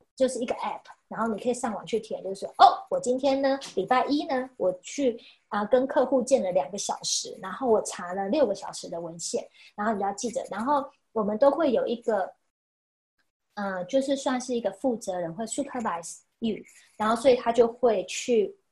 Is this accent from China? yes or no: no; Chiayi, Taiwan; moved away as an adult; also born or lived in Taipei; now in United States; 因为我是嘉义人